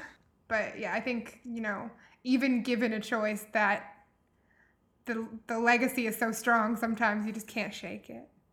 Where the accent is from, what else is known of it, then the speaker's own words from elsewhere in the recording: Louisville, Kentucky, United States; I grew up here in Louisville in the city